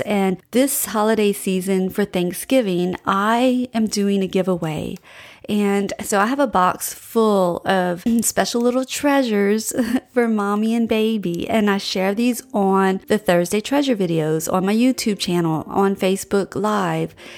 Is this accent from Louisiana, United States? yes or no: yes; Louisiana, United States; We're from Louisiana